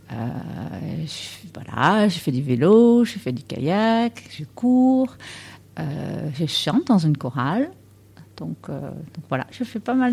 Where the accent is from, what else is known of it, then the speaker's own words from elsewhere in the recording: Netherlands; French is a second language; moved away as an adult; now in France; tu as bien entendu que j'ai un accent. Je viens des Pays-Bas.